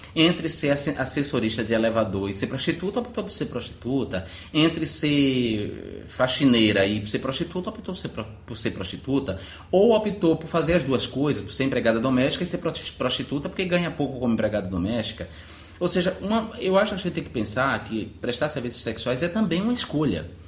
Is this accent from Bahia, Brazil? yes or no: yes; Alagoinhas, Bahia, Brazil; moved away as an adult; now in Rio de Janeiro, Brazil; eu sou um, um cara de Alagoinhas, de minha cidade natal, moro no Rio de Janeiro há nove anos